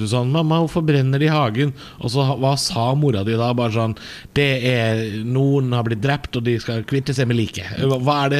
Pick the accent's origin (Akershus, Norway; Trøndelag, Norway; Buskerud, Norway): Buskerud, Norway; Drammen; Drammen, min hjemby